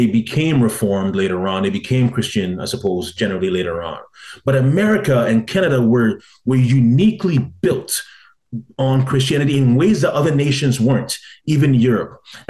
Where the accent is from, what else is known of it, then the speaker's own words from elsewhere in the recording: Ghana; as a Ghanaian, where my people were brutally enslaved by other more powerful tribes